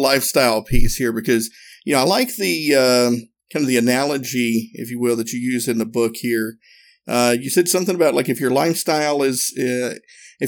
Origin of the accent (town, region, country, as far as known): Northeast Tennessee, United States; born or raised there